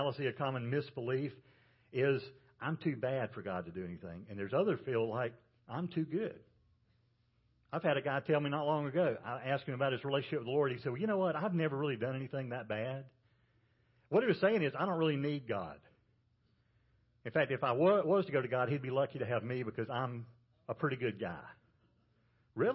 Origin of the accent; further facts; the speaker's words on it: Georgia, United States; I'm from Georgia where they grow peanuts